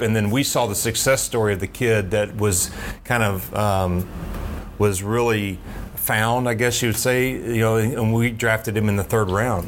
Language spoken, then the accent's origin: English; Knoxville, Tennessee, United States; now in Atlanta, United States; I grew up in Knoxville.